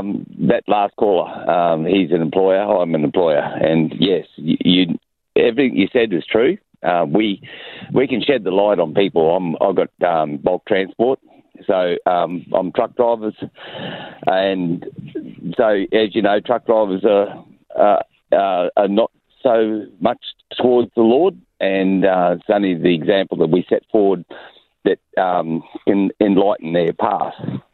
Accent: Tully, Queensland, Australia; I grew up in North Queensland and Tully, and grew up with Aboriginals

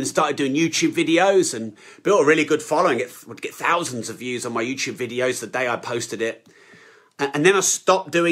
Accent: United Kingdom; I'm so British

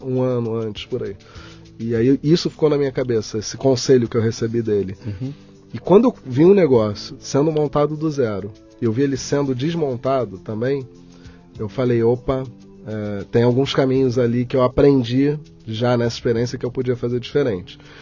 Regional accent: Rio de Janeiro, Brazil; also born or lived in São Paulo; Eu nasci no Rio de Janeiro. É. É, uma fase da minha vida, jovem, eu vim morar em São Paulo. É. Já Tinha 24 anos, vim, passei sete aqui

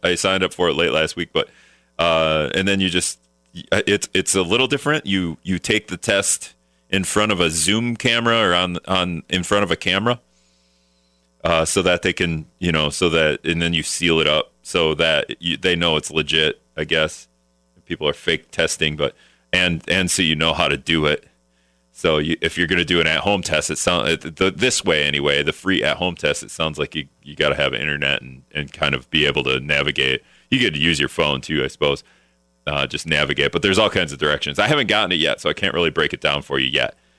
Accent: Appleton, Wisconsin, United States; also born or lived in Green Bay, Wisconsin; now in Minnesota, United States; I'm from Appleton, so I grew up going to Lambeau all the time

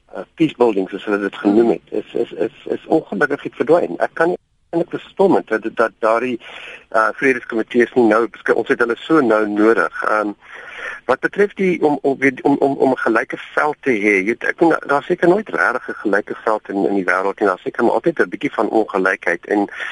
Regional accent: South Africa; as wit mense in Suid-Afrika

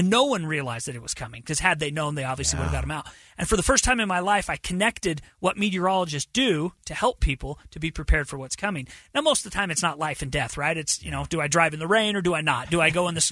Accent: Bountiful, Utah, United States; I was born and raised in Bountiful

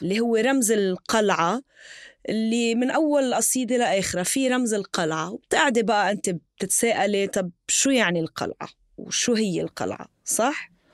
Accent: Tripoli, North Governorate, Lebanon; انا من طرابلس

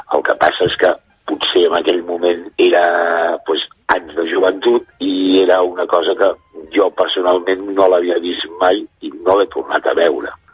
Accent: Barcelona, Catalonia, Spain; moved away; de Barcelona

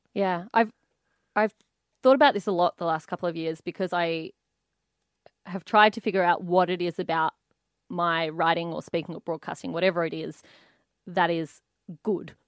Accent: Canberra, Australian Capital Territory, Australia; I grew up in Canberra from about age three and a half

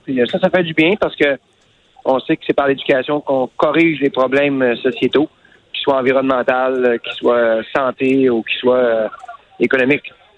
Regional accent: L'Anse-Saint-Jean, Quebec, Canada; mon village natal à Anse-Saint-Jean

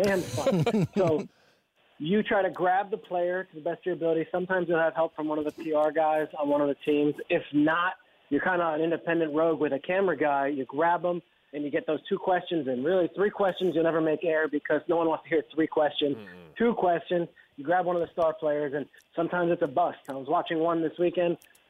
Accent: New Jersey, United States; Typically, it's been a tradition since I was a kid, early 80s, growing up in New Jersey.

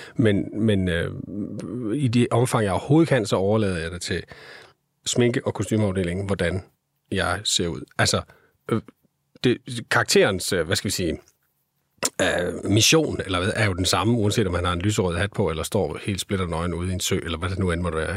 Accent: Skanderborg, Central Denmark Region, Denmark; Jeg kommer fra Skanderborg

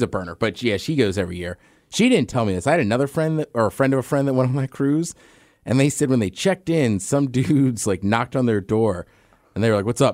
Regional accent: around DC and Baltimore, Maryland, United States; There's where I grew up, around D C and Baltimore

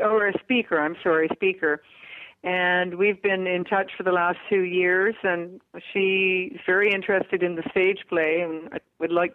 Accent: Vancouver, British Columbia, Canada; in my hometown

